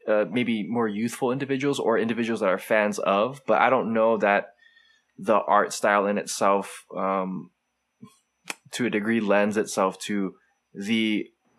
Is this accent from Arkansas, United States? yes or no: no; Hawaii, United States; us growing up in Hawaii, where it's just culturally diverse